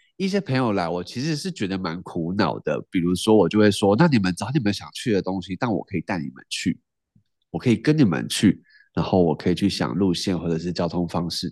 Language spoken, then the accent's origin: Chinese; Tainan, Taiwan; 我也是台南人